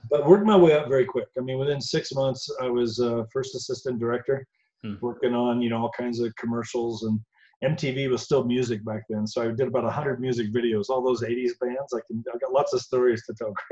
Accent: Indiana, United States; moved away as an adult; now in Colorado, United States; I'm from Indiana originally, born okay. and raised

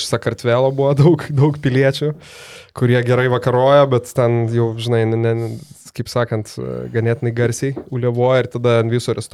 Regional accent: Lithuania; iš Lietuvos

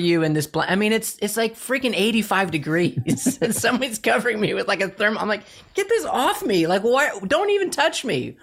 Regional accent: Chicago, Illinois, United States; I'm from Chicago

